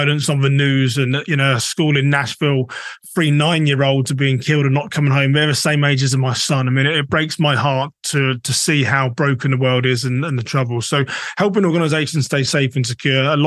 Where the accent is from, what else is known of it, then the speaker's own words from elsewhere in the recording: England, United Kingdom; moved away as an adult; also born or lived in Minnesota, United States; now in United States; I'm technically a British American, been in the US for 12 years